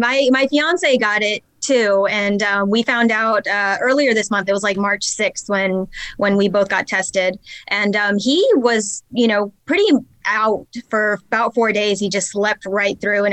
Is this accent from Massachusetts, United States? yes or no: no; North Carolina, United States; also born or lived in California; I'm from North Carolina. I grew up for the most part in North Carolina. Before that, my father was Air Force, so we actually traveled around a lot. I was born in California.